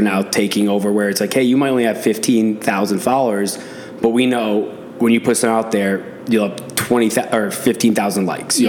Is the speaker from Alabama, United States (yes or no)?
no; Boston, Massachusetts, United States; I mean, I'm from Boston